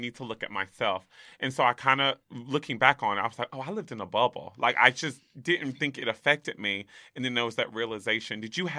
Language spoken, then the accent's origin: English; the South, United States; Like, I grew up in the South, actually